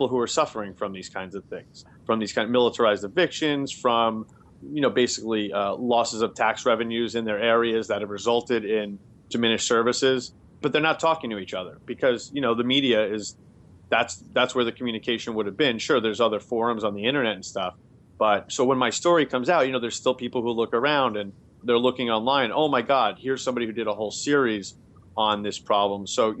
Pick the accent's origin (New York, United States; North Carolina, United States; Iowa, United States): New York, United States; Queens; now in Boston, United States; especially I'm from Queens and I've lived in Boston for, you know, 14 years.